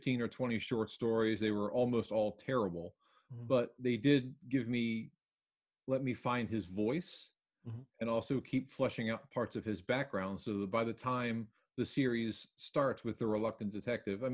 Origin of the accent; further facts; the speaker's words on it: Baltimore, Maryland, United States; moved away; I'm from Baltimore originally. I haven't lived there in a while